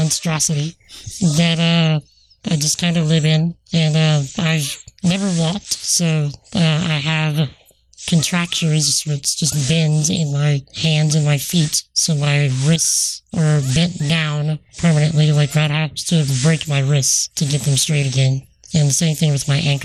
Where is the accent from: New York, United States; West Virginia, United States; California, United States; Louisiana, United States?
Louisiana, United States; Bayou Vista; also born or lived in Houma, Louisiana; I was born in Houma, but I was raised in Valle Vista.